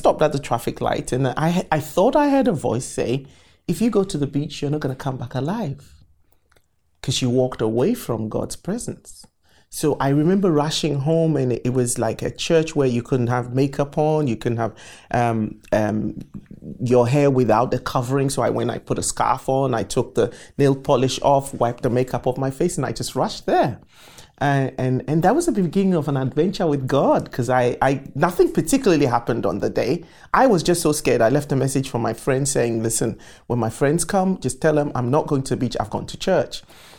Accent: Accra, Greater Accra, Ghana; moved away as an adult; I was born in Accra, Ghana, West Africa.

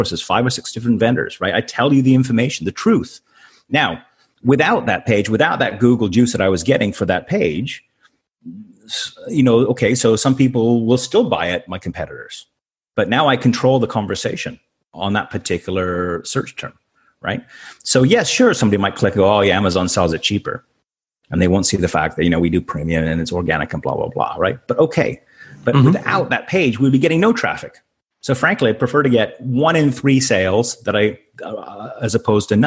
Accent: Canada; moved away as an adult; also born or lived in Tampa, United States / Malaysia; I'm a Canadian. I grew up Canadian, so we came to the U.S. for 5 years

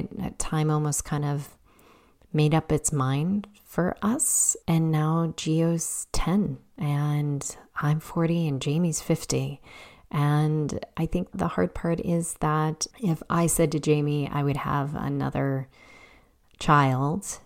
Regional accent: Chicago, Illinois, United States; moved away as an adult; also born or lived in Massachusetts; now in Illinois, United States; I grew up on the South Side in a working class neighborhood

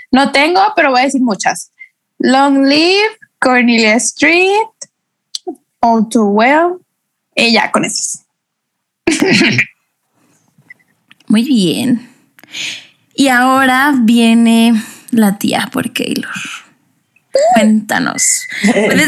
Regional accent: Guadalajara, Jalisco, Mexico; tengo 23 años, soy mercadóloga, soy de Guadalajara

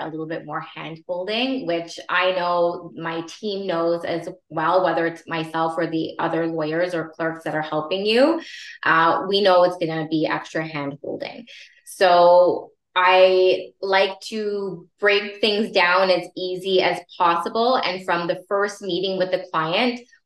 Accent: Vaughan, Ontario, Canada; I grew up in Vaughan and I have a lot of connections there

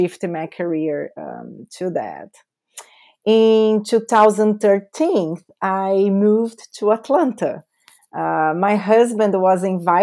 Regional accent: São Paulo, Brazil; accent: Brazilian; English is a second language; moved away; That's my beautiful accent is coming from Brazil. So I was born and raised in São Paulo, big city in Brazil, the biggest city in Brazil.

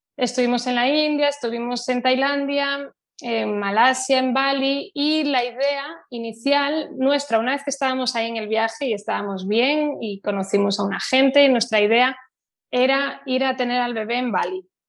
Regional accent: Santiago de Compostela, Galicia, Spain; also born or lived in United States; yo soy de Santiago de Compostela, que antes, cuando yo era niña, era una ciudad muy pequeña

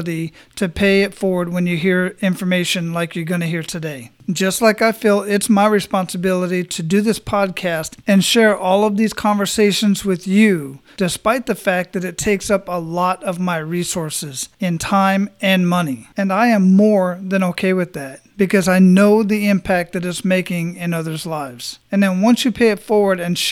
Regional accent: Phoenix, Arizona, United States; now in Tampa, United States; I was born and raised in Phoenix, and I've lived all over that area

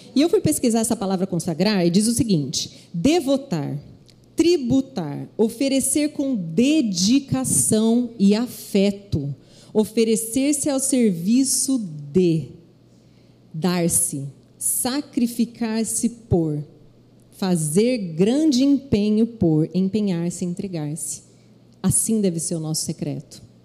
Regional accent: Londrina, Paraná, Brazil; moved away as an adult; also born or lived in Rio de Janeiro; Deus me levou à minha cidade de Londrina. É, minha família toda mora lá

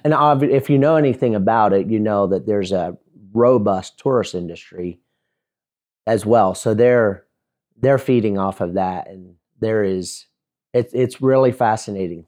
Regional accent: Lancaster, Pennsylvania, United States; also born or lived in Mifflintown, Pennsylvania; I was born and raised in Lancaster, Pennsylvania, or about twenty-five miles southeast of it in a small Mennonite and Amish community

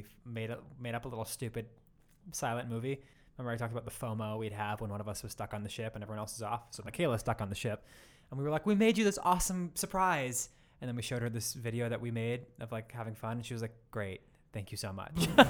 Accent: United States; accent: American; my American accent

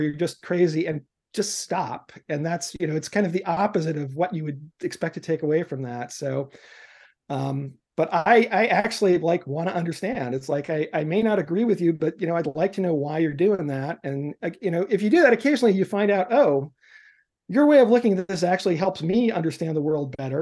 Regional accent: New York City, New York, United States; now in Seattle, United States; I was growing up in New York City in the immediate aftermath of the civil rights movement

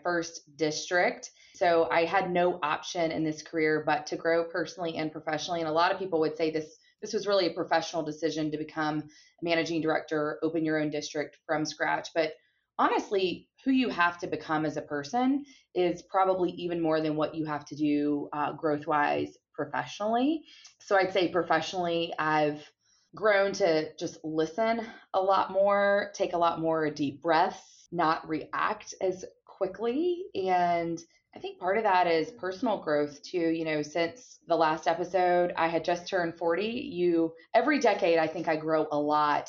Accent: Gwinnett County, Georgia, United States; my hometown of Gwinnett County, which is a suburb of Atlanta, Georgia

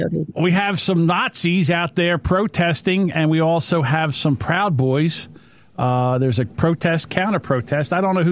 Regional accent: New Jersey, United States; Hey, listen, I'm from South Jersey.

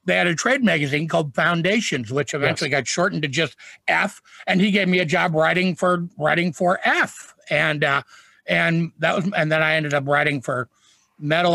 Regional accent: Green Bay, Wisconsin, United States; I wrote for the Green Bay Press Gazette. The paper in my hometown

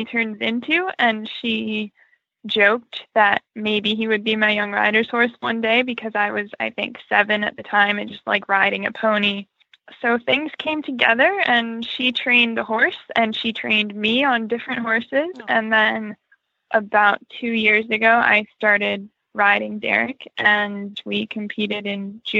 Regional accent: North Carolina, United States; I am from North Carolina

